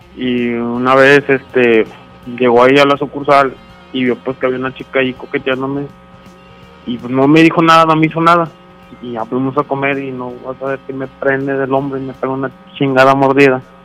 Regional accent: Chiapas, Mexico; moved away; yo no soy de acá, yo soy de Chiapas

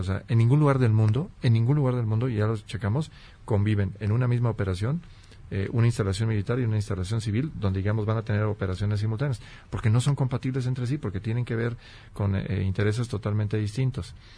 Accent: Guanajuato, Mexico; soy oriundo de Guanajuato

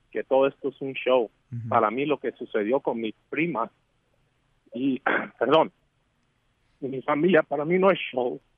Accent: Mexico; nosotros como mexicanos

